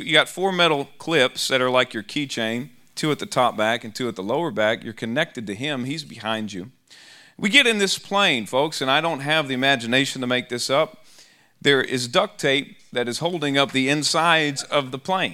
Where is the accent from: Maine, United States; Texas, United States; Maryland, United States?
Texas, United States; Austin; I'm from Austin, Texas